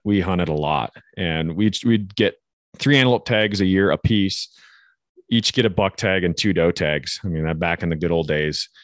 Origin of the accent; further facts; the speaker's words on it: Northwest Montana, United States; growing up in Northwest Montana